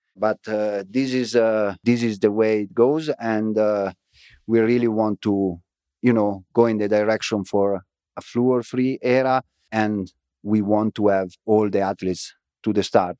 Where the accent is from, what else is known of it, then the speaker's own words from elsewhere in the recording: Frassinoro, Emilia-Romagna, Italy; English is a second language; moved away; my hometown, Frasinoro